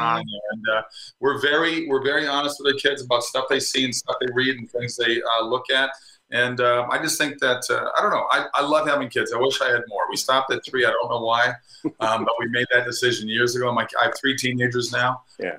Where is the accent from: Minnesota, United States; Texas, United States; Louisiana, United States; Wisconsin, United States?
Minnesota, United States; moved away as an adult; also born or lived in California; now in Florida, United States; I grew up in Minnesota